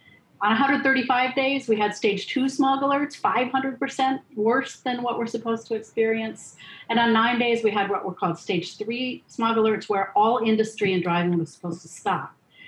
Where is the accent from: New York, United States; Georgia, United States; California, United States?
California, United States; Los Angeles; I grew up in Los Angeles, so I was a 10-year-old in 1970. So I have lived and breathed Los Angeles air for most of my life.